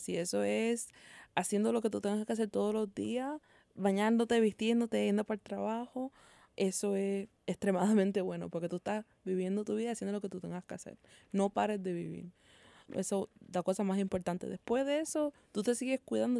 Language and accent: Spanish; Puerto Rico; nosotros como, sabe Puertorriqueños